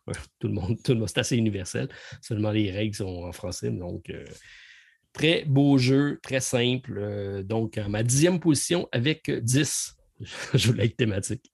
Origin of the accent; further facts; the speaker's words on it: Quebec, Canada; on est québécois